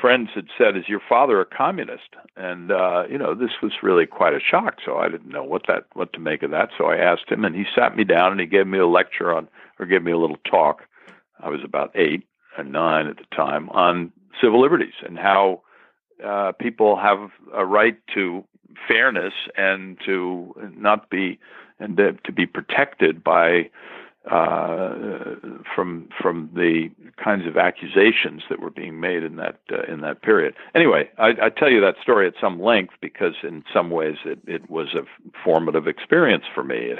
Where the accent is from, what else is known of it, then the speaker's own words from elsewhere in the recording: Hastings-on-Hudson, New York, United States; I'm from New York. I grew up in a small town north of New York, Hastings-on-Hudson.